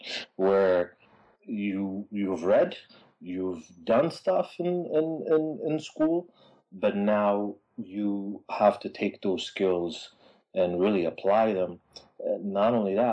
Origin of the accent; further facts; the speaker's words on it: Addis Ababa, Ethiopia; moved away as an adult; now in Los Angeles, United States; Born and raised in Addis Ababa, Ethiopia, 1975